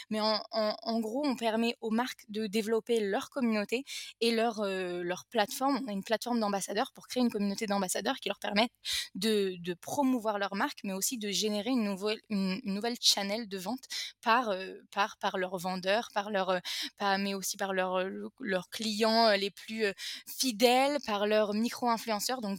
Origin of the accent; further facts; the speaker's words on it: France; now in Israel; j'ai 28 ans, je suis française, je suis née en France, mais je suis aujourd'hui en, Israël.